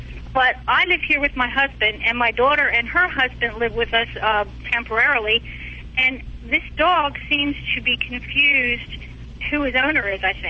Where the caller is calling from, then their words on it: Tampa, Florida, United States; Tampa, Florida.